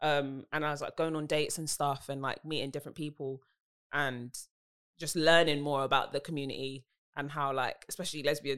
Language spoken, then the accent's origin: English; London, United Kingdom; I'm a singer from South London.